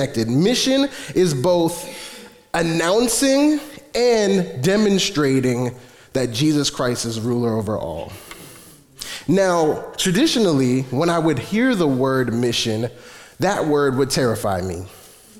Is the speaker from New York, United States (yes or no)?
yes; New York City, New York, United States; I'm from Flatbush